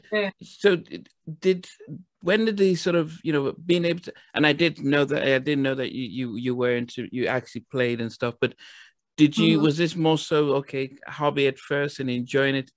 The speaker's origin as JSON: {"language": "English", "country": "United Kingdom", "tie": "born or raised there", "also_born_or_lived": "United States", "moved": "as an adult", "said": "I grew up here in the UK, but went to college in the US"}